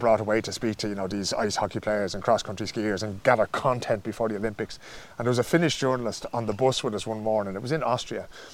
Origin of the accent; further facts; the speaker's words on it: Dublin, Leinster, Ireland; moved away; From Dublin 9